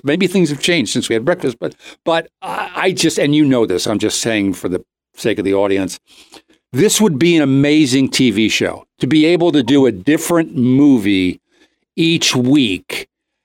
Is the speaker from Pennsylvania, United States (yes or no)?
yes; Doylestown, Pennsylvania, United States; the town I grew up in was incredibly white. Doylestown, Pennsylvania, when I grew up there.